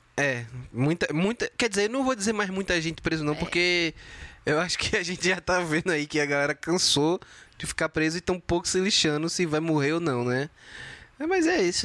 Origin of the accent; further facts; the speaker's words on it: Brazil; como brasileiro